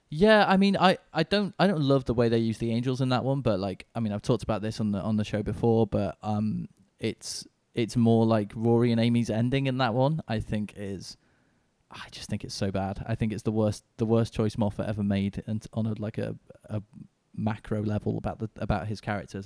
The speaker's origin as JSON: {"language": "English", "town": "Manchester", "region": "North West England", "country": "United Kingdom", "moved": "yes", "lives_now": "London, United Kingdom", "said": "I'm from, I live in London now, but I'm originally from Manchester, uh, U K."}